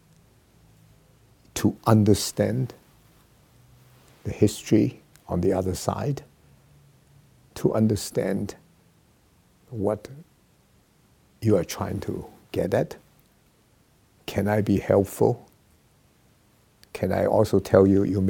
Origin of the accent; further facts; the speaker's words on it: China; moved away as an adult; also born or lived in United States; China is my home country